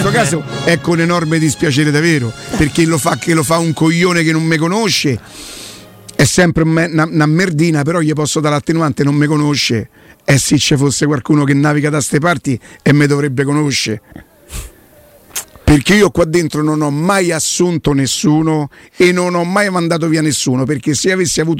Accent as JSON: {"language": "Italian", "town": "Rome", "region": "Lazio", "country": "Italy", "said": "A me da quanto so da Roma non me lo deve dire nessuno."}